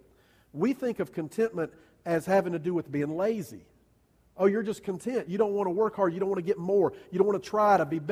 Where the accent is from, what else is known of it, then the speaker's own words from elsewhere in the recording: United States; I'm an American.